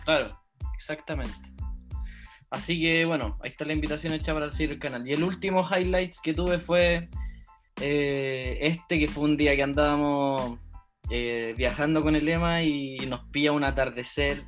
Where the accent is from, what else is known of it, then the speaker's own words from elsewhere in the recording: Chile; moved away; also born or lived in New Zealand; cuando volví a Chile